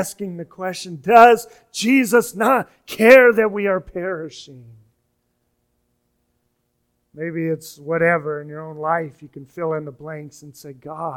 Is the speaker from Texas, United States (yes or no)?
no; Kansas, United States; moved away; I'm from Kansas. We don't have hurricanes